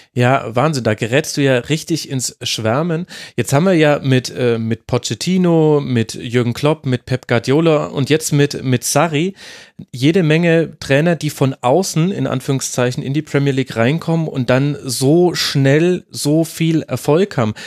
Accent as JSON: {"language": "German", "country": "Germany", "said": "wir als äh, Deutsche"}